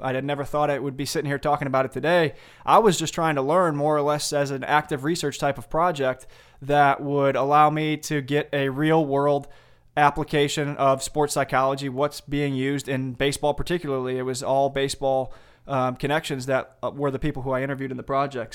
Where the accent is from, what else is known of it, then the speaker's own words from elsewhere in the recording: Sandwich, Illinois, United States; I grew up in Sandwich, Illinois, a small suburb about an hour straight west of Chicago